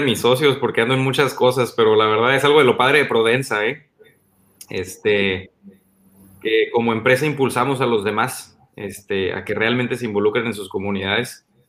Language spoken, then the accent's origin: Spanish; Mexicali, Baja California, Mexico; el amor profundo que tengo por Mexicali, el amor profundo que tengo por mi tierra